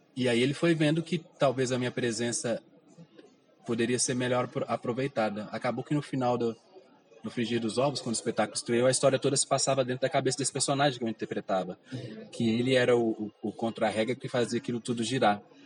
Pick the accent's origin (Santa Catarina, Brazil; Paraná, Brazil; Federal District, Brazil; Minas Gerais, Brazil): Minas Gerais, Brazil; Belo Horizonte; Nasci no bairro Goiânia, fica na região Nordeste. Vivi lá até uns 20 anos de idade